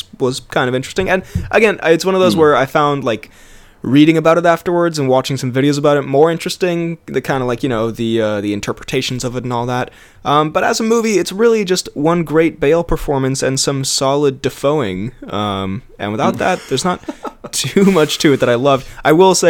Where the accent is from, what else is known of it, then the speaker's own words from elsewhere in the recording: United States; moved away; I'm American and I live in what has been interpreted as one of the nicer student accommodations